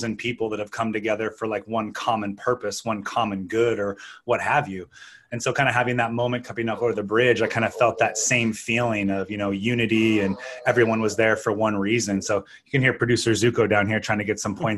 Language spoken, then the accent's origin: English; Canada; now in United States; I'm an American. I mean, I'm Canadian. I used to have dual citizenship